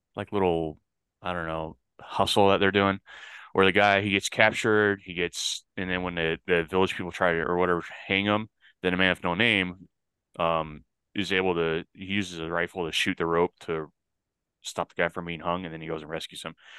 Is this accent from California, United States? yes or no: no; El Paso, Texas, United States; in my hometown